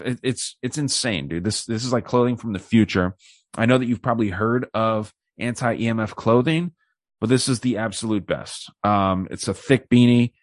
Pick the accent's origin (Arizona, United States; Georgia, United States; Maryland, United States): Arizona, United States; Tucson; my hometown here